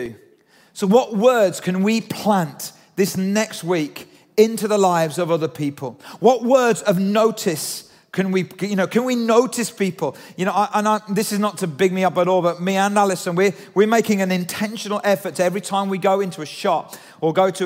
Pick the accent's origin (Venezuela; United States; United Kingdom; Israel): United Kingdom; we're British